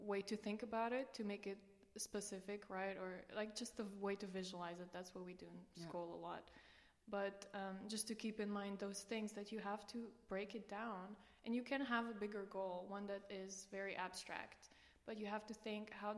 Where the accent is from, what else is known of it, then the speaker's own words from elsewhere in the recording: Romania; moved away as an adult; now in Maastricht, Netherlands; I come from Romania originally. And I've been in the Netherlands for 7 years now, 4 years in Maastricht